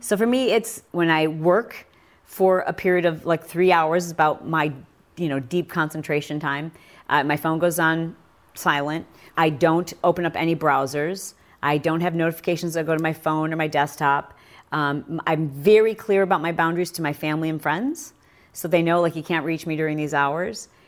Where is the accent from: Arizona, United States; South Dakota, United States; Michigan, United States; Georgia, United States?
Michigan, United States; I grew up in Michigan riding motorcycles